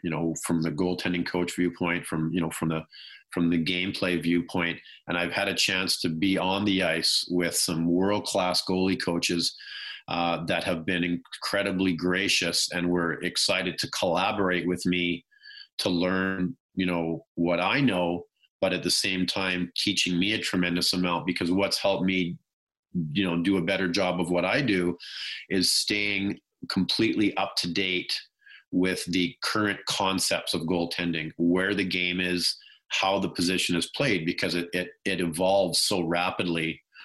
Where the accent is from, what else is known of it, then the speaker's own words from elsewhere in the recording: about 30 minutes outside of Vancouver, British Columbia, Canada; growing up, you know, not too far from Vancouver, I probably grew up uh, about 30 minutes at that point outside of Vancouver.